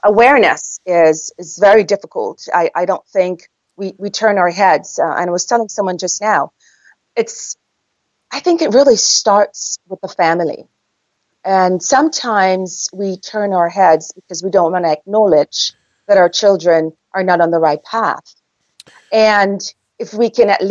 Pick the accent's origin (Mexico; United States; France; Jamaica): Jamaica; accent: Jamaican; moved away; I'm from Jamaica